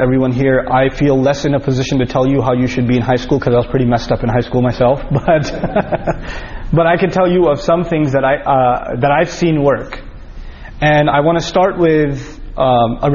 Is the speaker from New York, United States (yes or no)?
yes; New York, United States; We're both from New York.